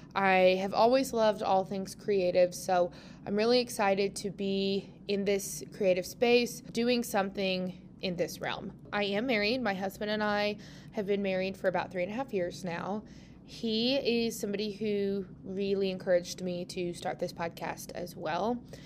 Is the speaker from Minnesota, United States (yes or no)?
no; Tulsa, Oklahoma, United States; moved away as an adult; now in Western Oklahoma, United States; I'm originally from Tulsa, Oklahoma